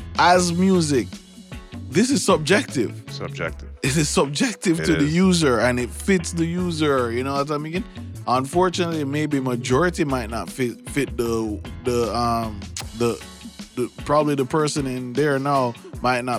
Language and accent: English; Jamaica; now in United States; growing up in Jamaica.